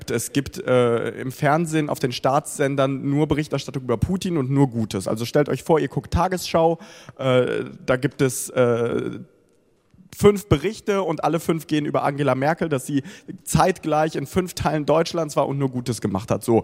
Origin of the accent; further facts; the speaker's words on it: Ukraine; born there; first language Russian; German is a second language; spreche auch dementsprechend Russisch, das ist meine Muttersprache. Ähm, verfolge auch, was in dem Land passiert oder in der gesamten Region. Die Ukraine interessiert mich natürlich auch als mein Geburtsland.